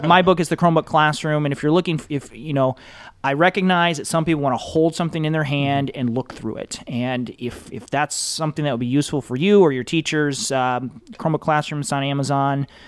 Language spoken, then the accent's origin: English; Michigan, United States; I'm from Michigan